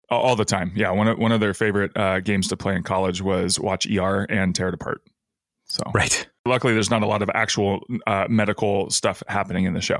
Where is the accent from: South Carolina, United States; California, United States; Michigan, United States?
South Carolina, United States; Bennettsville; I'm from Bennettsville, South Carolina, which just kind of keeps coming up